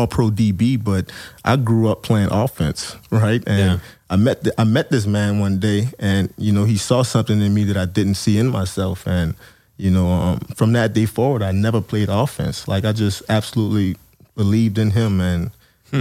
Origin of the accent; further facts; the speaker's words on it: New Orleans, Louisiana, United States; growing up in New Orleans